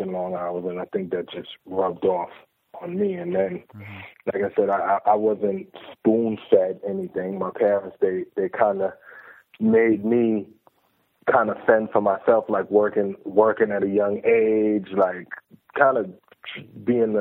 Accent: New York City, New York, United States; also born or lived in Clinton Hill, Brooklyn; my parents moved to Flatbush. So I grew up in Flatbush

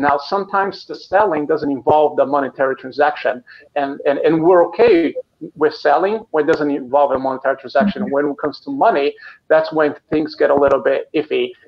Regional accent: Brazil; moved away as an adult; now in Chicago, United States; I live in Chicago, here in the United States, but originally I'm from Brazil. I've been in the United States for 15 years now

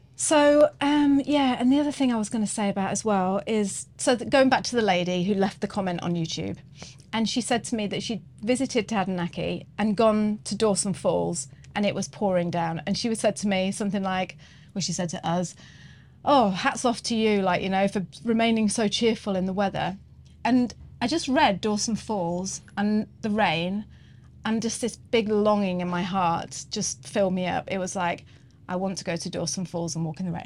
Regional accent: England, United Kingdom; moved away as an adult; now in New Zealand; I'm English

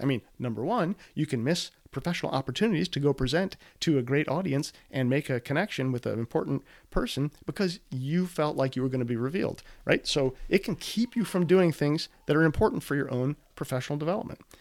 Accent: Midwest, United States; I'm from the Midwest

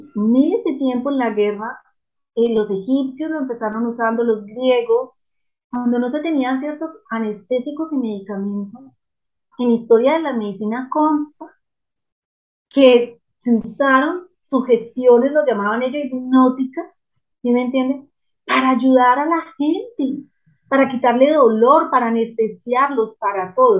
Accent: Manizales, Caldas, Colombia; yo crecí en una, en Manizales de Colombia, una ciudad pequeña, tradicional

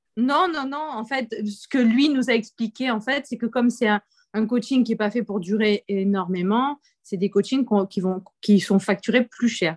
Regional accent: Montpellier, Occitania, France; je viens de France, du coup, et de Montpellier

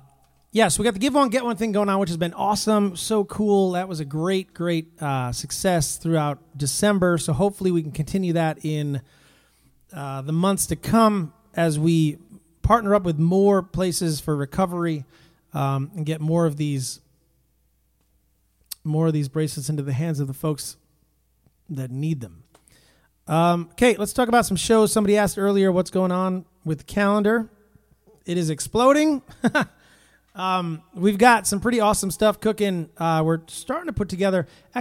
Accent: New Jersey, United States; I'm from New Jersey.

